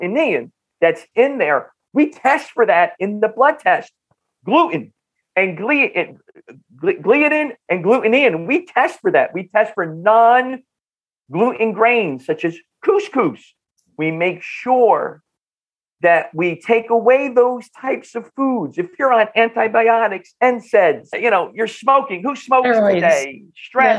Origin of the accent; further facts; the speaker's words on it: Bloomfield, New Jersey, United States; accent: North Jersey; I grew up in Northern New Jersey, in the Bloomfield Newark area